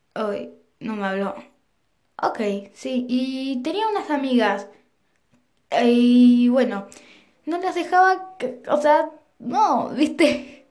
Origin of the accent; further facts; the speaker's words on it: Argentina; yo también soy de Argentina